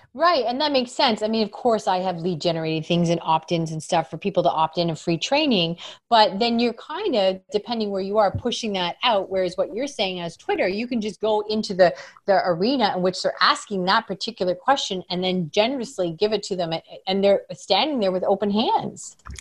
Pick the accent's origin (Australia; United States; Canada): Canada; I'm from Canada